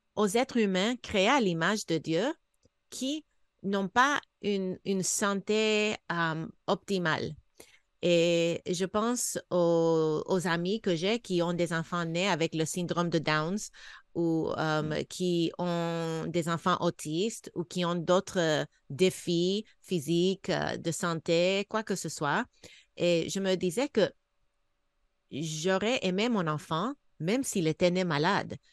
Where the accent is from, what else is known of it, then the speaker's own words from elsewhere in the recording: United States; moved away; also born or lived in Canada / Senegal; je suis américaine